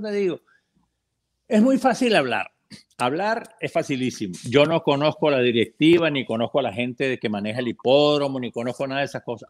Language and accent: Spanish; Venezuela; now in United States; soy venezolano, me encanta mi país